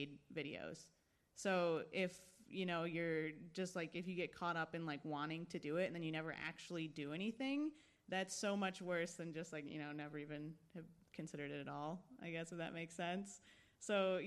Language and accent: English; Michigan, United States; moved away as an adult; also born or lived in San Diego, California / New York / Chicago; now in Los Angeles, United States; I was born in San Diego. And when I was about 3 years old, I moved to Michigan. I grew up in Michigan, so in like the suburbs, probably about an hour from Detroit.